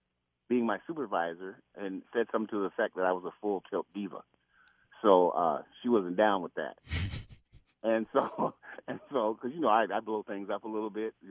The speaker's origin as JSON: {"language": "English", "region": "Minnesota", "country": "United States", "said": "except I wasn't, I was from America, in Minnesota."}